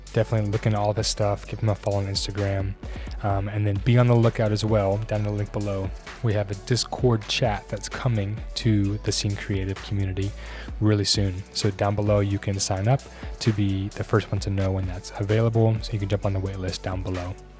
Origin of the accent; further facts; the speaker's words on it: Colorado, United States; moved away as an adult; also born or lived in Baton Rouge, Louisiana / New Orleans, Louisiana / Las Vegas, Nevada; now in Kansas City, United States; grew up in Colorado and then moved out here in twenty seventeen.